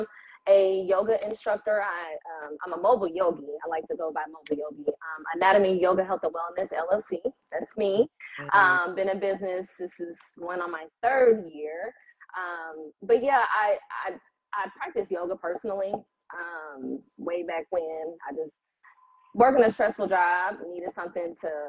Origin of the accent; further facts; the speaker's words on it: Indianapolis, Indiana, United States; I am from Indy, born and raised here in Indy, Eastside